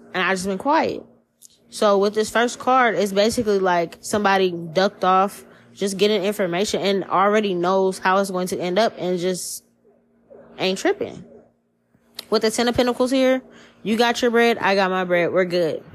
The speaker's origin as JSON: {"language": "English", "town": "New Orleans", "region": "Louisiana", "country": "United States", "tie": "born or raised there", "moved": "yes", "lives_now": "Seattle, United States", "said": "I'm from New Orleans. This shit is not it's nothing new where where I'm from. We grow up superstitious."}